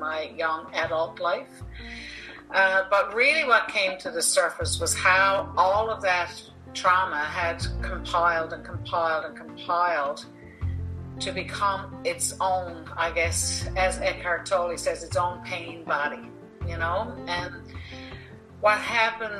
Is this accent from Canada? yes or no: yes; Newfoundland and Labrador, Canada; accent: a little more Irish; moved away as an adult; also born or lived in India / Saudi Arabia / South Korea; now in Norway; the area of Newfoundland where I was born and raised was primarily settled by the Irish